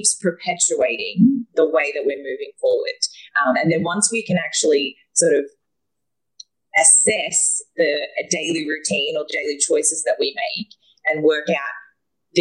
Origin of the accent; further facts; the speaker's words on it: Australia; moved away; I am a Australian woman that travels the world.